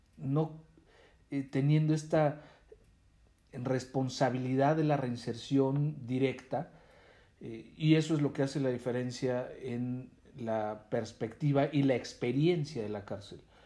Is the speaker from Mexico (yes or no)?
yes; Mexico